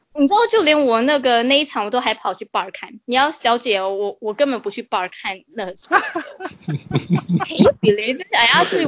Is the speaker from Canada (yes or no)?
yes; Toronto, Ontario, Canada; 我们多伦多人的心态